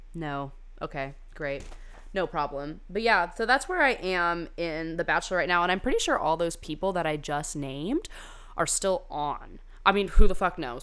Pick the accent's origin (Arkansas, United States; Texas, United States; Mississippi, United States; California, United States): California, United States; I went to high school in California